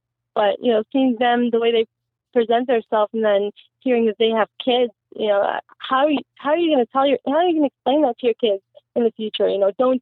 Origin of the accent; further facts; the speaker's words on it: Canada; also born or lived in Iraq; I actually grew up here in Canada. I came here when I was 3 years old